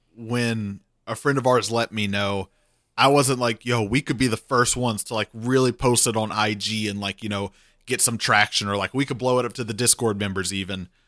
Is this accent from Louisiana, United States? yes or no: yes; Cajun, Louisiana, United States; I'm Cajun.